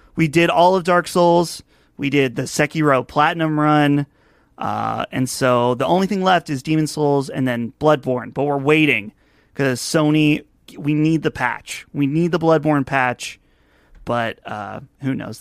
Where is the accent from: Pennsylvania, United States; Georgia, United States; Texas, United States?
Pennsylvania, United States; Butler; my hometown here. I live about an hour north of Pittsburgh in a town called Butler